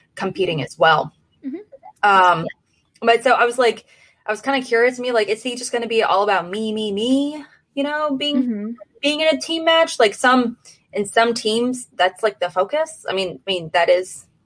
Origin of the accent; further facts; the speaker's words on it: St. Louis, Missouri, United States; I'm from St. Louis